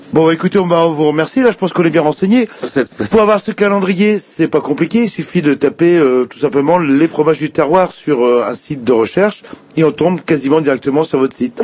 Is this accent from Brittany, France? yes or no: yes; Brittany, France; chez nous en Bretagne